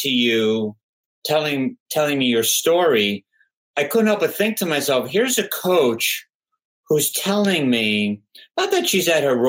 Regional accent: New York, United States; I'm from New York

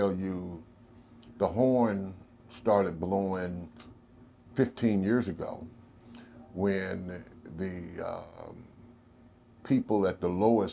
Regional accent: Nashville, Tennessee, United States; I was raised in Cheatham

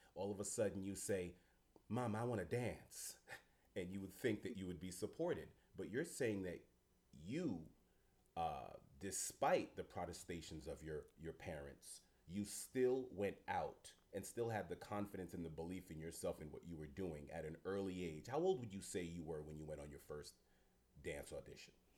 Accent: New York City, New York, United States; am a fellow New Yorker, New York City person

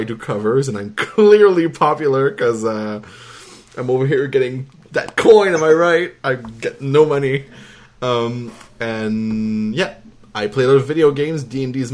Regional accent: Canada; accent: French Canadian; I am French Canadian, if you couldn't guess by my accent.

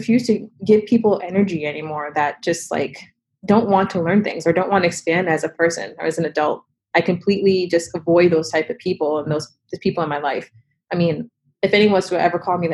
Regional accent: Revere, Massachusetts, United States; I'm from Revere. Mm-hmm. I was raised there

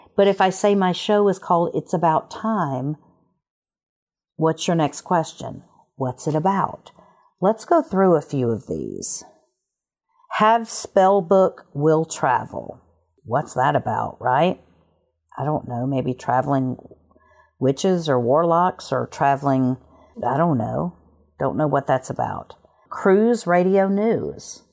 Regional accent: Alabama, United States; moved away; I'm from Alabama originally

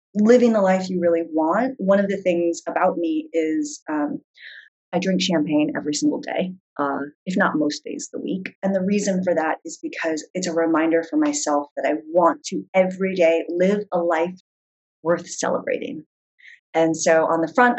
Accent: San Diego, California, United States; moved away as an adult; now in New York City, United States; I grew up in San Diego on the beach

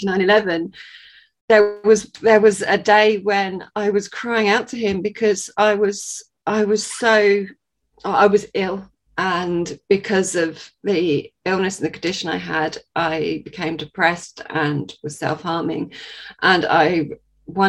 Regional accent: Sussex, South East England, United Kingdom; I am from Sussex in England.

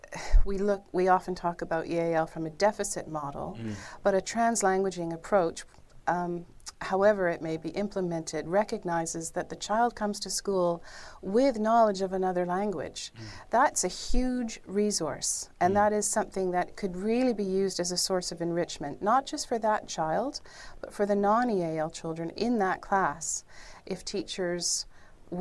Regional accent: Canada; I'm from Canada

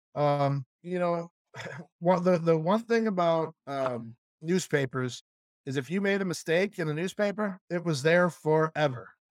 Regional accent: Chicago, Illinois, United States; moved away; we grew up in Chicago

